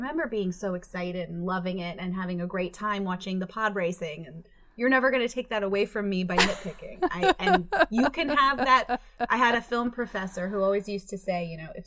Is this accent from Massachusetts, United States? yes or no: yes; East Longmeadow, Massachusetts, United States; I grew up in Western Massachusetts, which is kind of the middle of nowhere